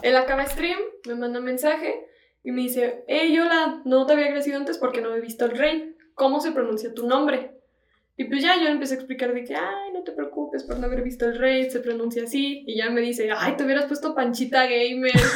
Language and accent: Spanish; León, Guanajuato, Mexico; soy de León